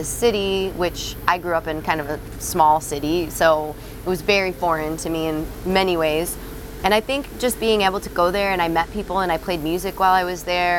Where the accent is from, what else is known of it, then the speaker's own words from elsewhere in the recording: Illinois, United States; moved away as an adult; also born or lived in Iowa; now in Wisconsin, United States; I grew up in Illinois